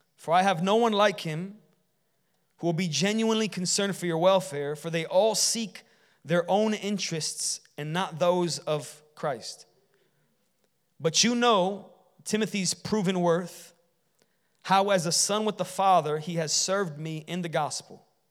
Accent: Chicago, Illinois, United States; when I grew up in Chicago

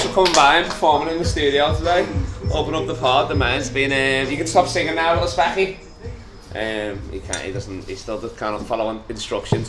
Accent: Liverpool, North West England, United Kingdom; I'm from Liverpool

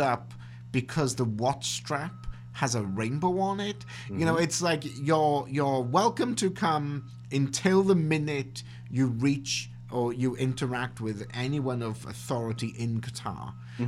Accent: Wales, United Kingdom; now in Canada; as a Welshman

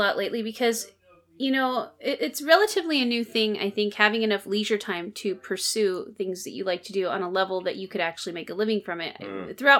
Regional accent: Alaska, United States; So when I was, I grew up in Alaska during my high school years. I was all over the place

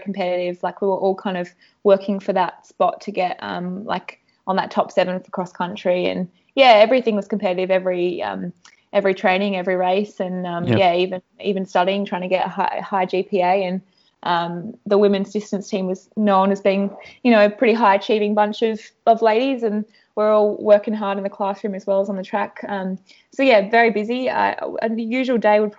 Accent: Australia; also born or lived in United States; being Australian

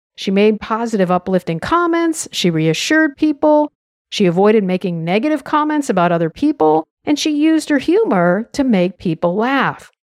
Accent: United States; I'm an American

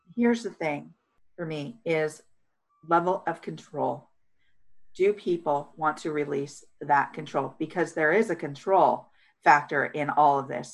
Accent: California, United States; communities like the one that I was raised in in California, small beach town

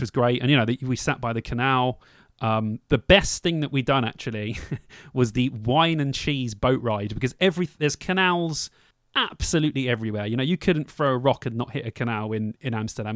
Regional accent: London, United Kingdom; moved away; I'm from London

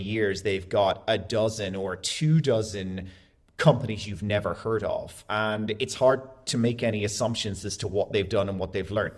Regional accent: Dublin, Leinster, Ireland; moved away as an adult; also born or lived in Florianópolis, Brazil; now in Dubai, United Arab Emirates; I'm from Dublin in Ireland, born and raised most of my entire life, but bounced around a little bit.

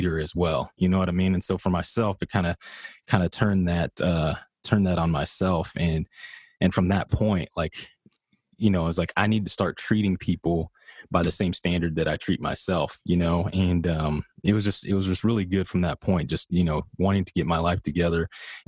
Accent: Midland, Texas, United States; moved away as an adult; I come from Midland, Texas.

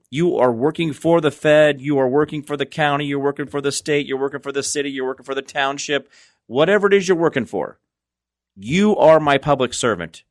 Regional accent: United States; as an American

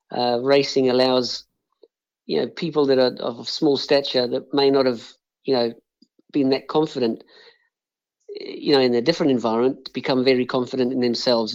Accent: Johannesburg, Gauteng, South Africa; also born or lived in Chelmsford, England; now in Australia; I grew up in South Africa, and I pretty much regard myself as South African, even though I'm now living in Australia

